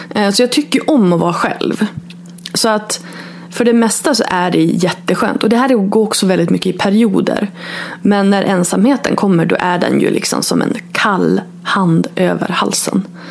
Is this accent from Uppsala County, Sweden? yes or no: no; Örnsköldsvik, Västernorrland County, Sweden; moved away as an adult; also born or lived in Borås / Stockholm / New York; now in Örnsköldsvik, Sweden; bott borta från min hemstad då, Örnsköldsvik, i 17 år